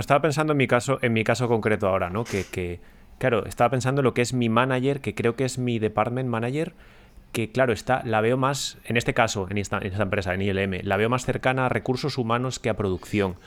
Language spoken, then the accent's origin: Spanish; Ponferrada, Castile and León, Spain; now in London, United Kingdom; yo soy de Ponferrada